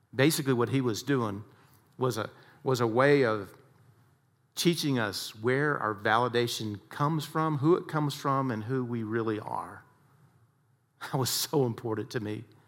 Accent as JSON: {"language": "English", "region": "Texas", "country": "United States", "tie": "born or raised there", "said": "I had a lot of harsh coaches like we all did growing up in Texas."}